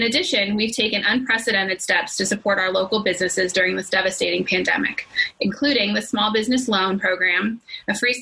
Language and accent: English; San Diego County, California, United States; Born and raised in San Diego County